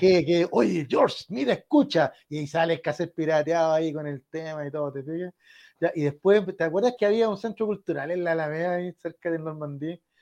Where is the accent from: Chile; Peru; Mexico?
Chile; somos chilenos